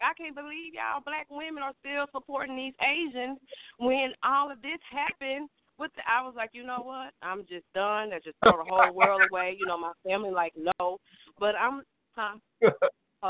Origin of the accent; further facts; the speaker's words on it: Mobile, Alabama, United States; I'm from Mobile, Alabama